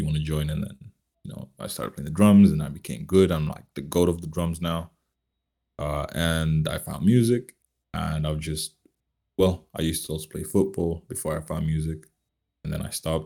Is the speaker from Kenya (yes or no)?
yes; Mombasa, Mombasa County, Kenya; also born or lived in Nairobi, Kenya / Kisumu, Kenya; now in Finland; I was born and raised in Kenya. I was born in Nairobi City.